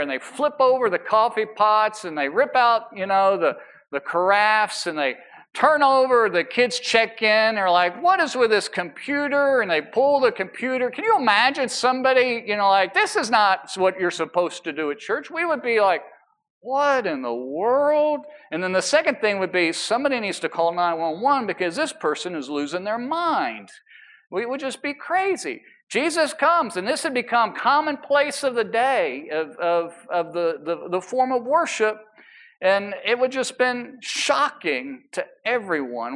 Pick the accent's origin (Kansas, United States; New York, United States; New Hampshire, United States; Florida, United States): New York, United States; New York City; I was from New York